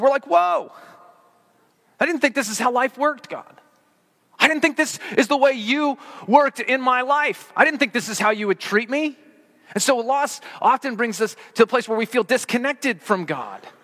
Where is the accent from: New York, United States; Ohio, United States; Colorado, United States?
Colorado, United States; growing up in Colorado